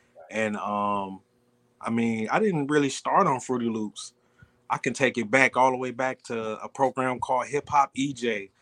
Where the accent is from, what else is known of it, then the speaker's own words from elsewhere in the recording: East Cleveland, Ohio, United States; now in Florida, United States; I'm from Cleveland, Ohio, East Cleveland, Ohio, to be exact